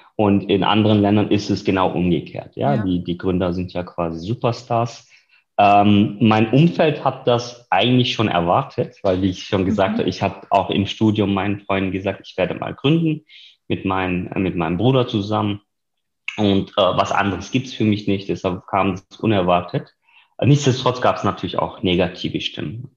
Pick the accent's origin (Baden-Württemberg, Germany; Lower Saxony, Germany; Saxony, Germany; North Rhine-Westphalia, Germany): Baden-Württemberg, Germany; near Reutlingen; moved away as an adult; now in Berlin, Germany; ich selbst komme aus dem Süden Deutschlands, aus der Nähe von Reutlingen, wo ich geboren bin und studiert habe